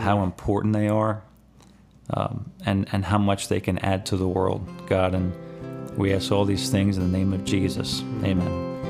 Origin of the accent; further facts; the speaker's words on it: Elkton, Maryland, United States; I'm from Elkton